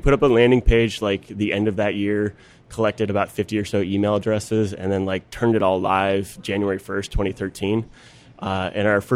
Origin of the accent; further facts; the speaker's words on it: just outside Chicago, Illinois, United States; I grew up just outside Chicago, so I know Loyola.